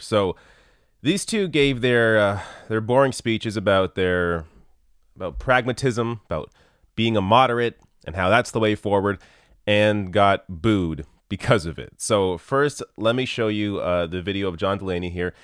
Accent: Canada; I'm Canadian

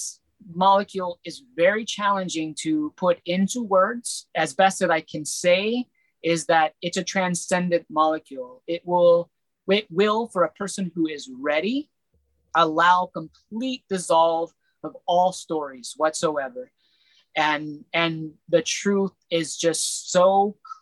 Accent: United States; my people of America, being American born

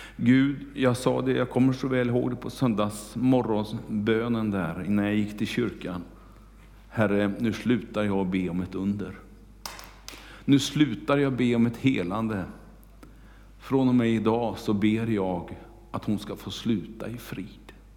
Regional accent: Kungälv, Västra Götaland, Sweden; hemma i Kungälv

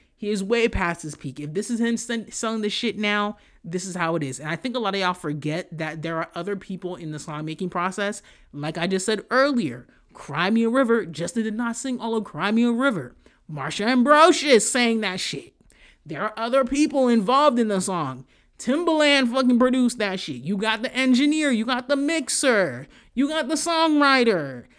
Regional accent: Haiti; moved away; The way I grew up in Haiti, the shit where y'all see where, oh, they're living in, like, these houses, I didn't live like that in Haiti

